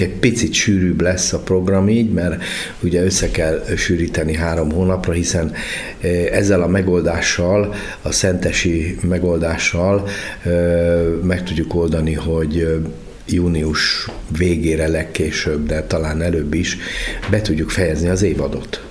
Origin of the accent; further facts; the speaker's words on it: Budapest, Hungary; moved away as an adult; also born or lived in Debrecen / Szeged / Békéscsaba; eredetek budapesti vagyok